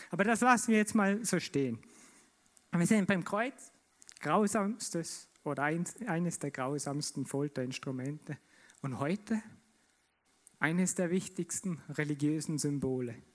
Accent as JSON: {"language": "German", "region": "Vorarlberg", "country": "Austria", "said": "Und in mir kam die Frage auf, als, als Vorarlberger, gerecht, gerecht."}